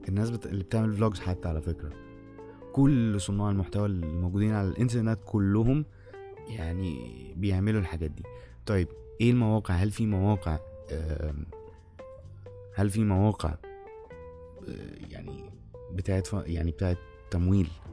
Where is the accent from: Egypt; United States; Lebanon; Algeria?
Egypt; عندنا في مصر